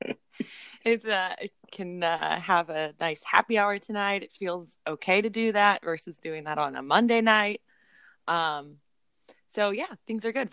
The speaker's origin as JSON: {"language": "English", "town": "Springfield", "region": "Missouri", "country": "United States", "tie": "born or raised there", "moved": "yes", "said": "since I moved away from Springfield, Missouri, which is where we grew up."}